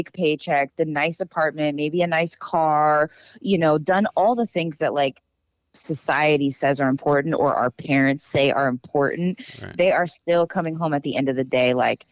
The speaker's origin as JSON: {"language": "English", "town": "Dallas", "region": "Texas", "country": "United States", "tie": "born or raised there", "said": "I'm from Texas, grew up in Dallas"}